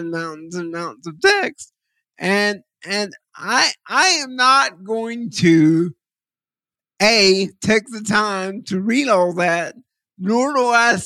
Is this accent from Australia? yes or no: no; Texas, United States; I'm from Texas, and it kind of made me smile as a Texan